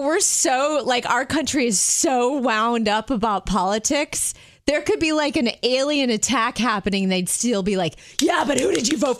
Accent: South Florida, United States; Yeah, because I grew up in South Florida.

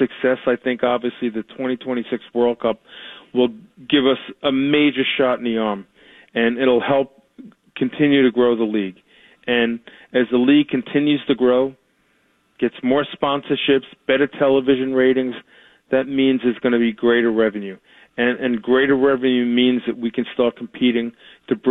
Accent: New York, United States; as a youngster growing up in New York, I'd follow the New York Giants in football

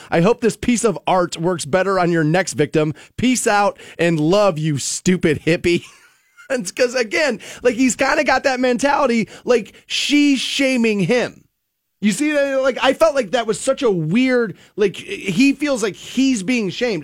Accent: United States; growing up in the America I grew up

